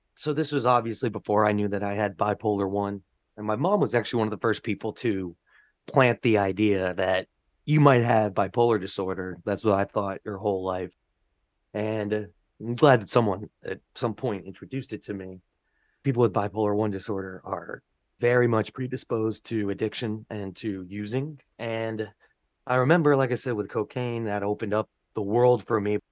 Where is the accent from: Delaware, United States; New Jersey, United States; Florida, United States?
New Jersey, United States; North Brunswick; now in New York, United States; where I grew up in North Brunswick